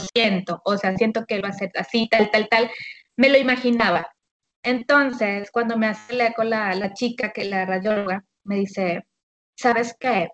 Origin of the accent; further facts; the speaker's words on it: Monterrey, Nuevo León, Mexico; soy de aquí de Monterrey, Nuevo León